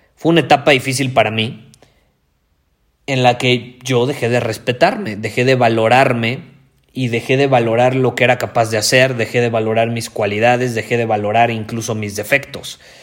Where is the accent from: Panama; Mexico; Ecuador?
Mexico; yo soy más mexicano que el nopal